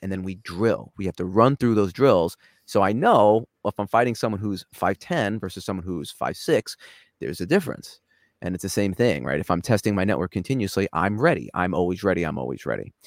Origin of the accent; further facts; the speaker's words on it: New York, United States; accent: New York; moved away as an adult; now in Los Angeles, United States; I grew up in New York